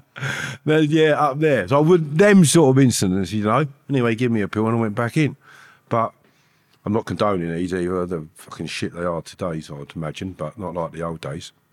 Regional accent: Harefield, London, United Kingdom; the place where I grew up in Harefield

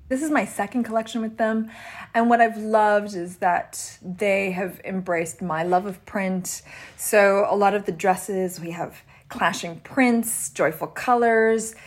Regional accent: Canada; I grew up in Canada

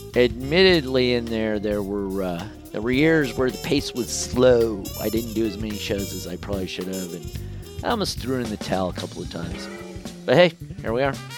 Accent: United States; I'm an American

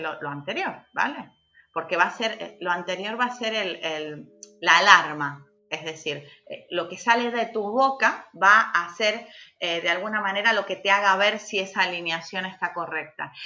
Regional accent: Argentina; now in Canary Islands, Spain; como buena argentina aquí

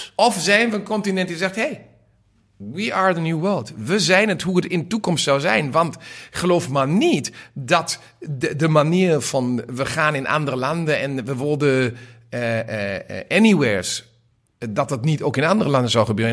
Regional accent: Germany; als Duitse Liberaal

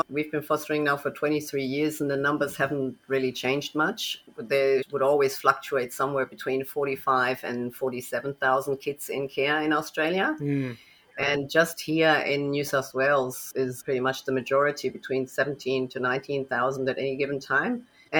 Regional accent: Germany; moved away; also born or lived in United States; So I'm already an expat child. I'm originally from Germany, but my father was an engineer, so we moved quite a bit.

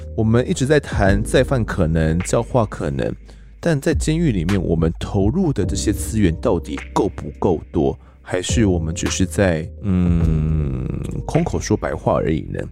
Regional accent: southern Taiwan, Taiwan; moved away as an adult; 其实不是在中部长大，我是在南部长大

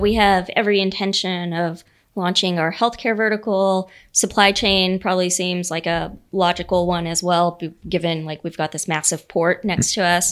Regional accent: United States; my dad owned a you know a small business growing up in the Panhandle.

